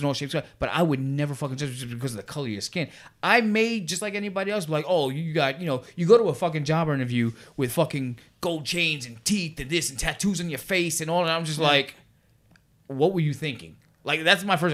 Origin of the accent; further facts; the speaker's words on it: New York City, New York, United States; I grew up in Brooklyn, New York